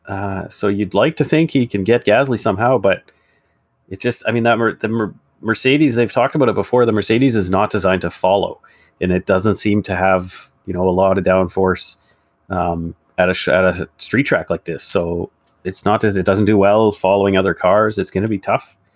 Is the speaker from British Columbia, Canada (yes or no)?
yes; Penticton, British Columbia, Canada; I grew up in Penticton, B C, just a small town in the interior